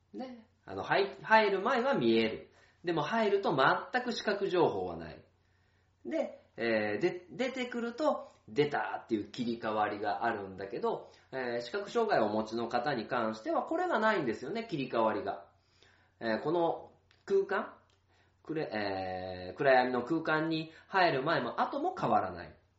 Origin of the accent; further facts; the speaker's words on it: Tokai, Aichi, Japan; 僕が、あの、育った名和書店からね、歩いて五分のところ